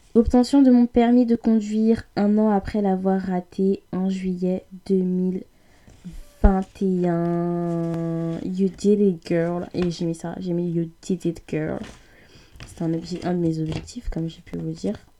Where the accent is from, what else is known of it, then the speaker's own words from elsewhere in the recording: France; on est français, mais oubliez pas, on est africain. On n'oubliez pas, on est congolais, oubliez pas, on est issu d'un pays africain